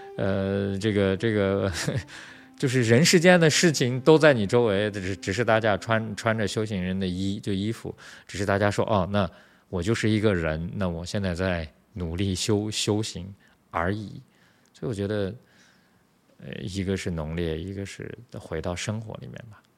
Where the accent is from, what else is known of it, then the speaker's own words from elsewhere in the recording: Urumqi, Xinjiang, China; moved away as an adult; also born or lived in Beijing, China; now in Taiwan; 我出生长大在乌鲁木齐嘛，乌鲁木齐是新疆的，capital city，就是首府嘛叫，就是它的，那个地方三百多万人啊，比，比，比台北人口还要多啊